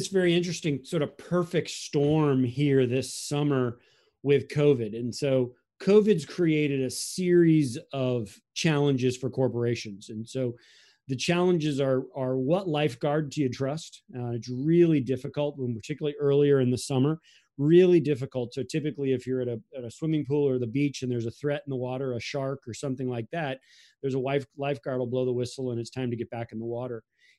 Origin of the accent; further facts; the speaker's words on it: Florida, United States; And so we grew up in Florida, so we used the infamous ballot boxes of 2000